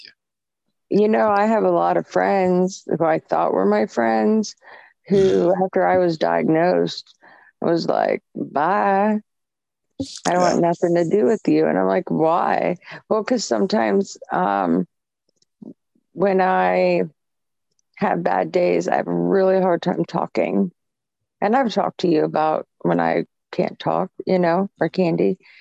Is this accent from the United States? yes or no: yes; Michigan, United States; now in Ohio, United States; I was born in Michigan, so I still have family there